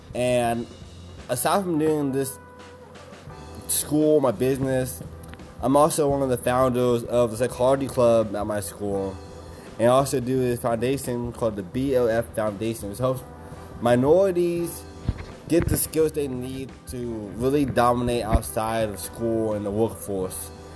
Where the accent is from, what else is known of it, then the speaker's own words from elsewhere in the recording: Kansas, United States; moved away as an adult; now in Austin, United States; I'm from Kansas. I've been to Austin, Texas now for about five years